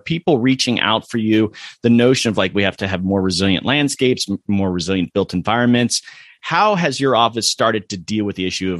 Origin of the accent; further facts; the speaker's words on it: Florida, United States; moved away; also born or lived in Colorado; because I'm from Florida.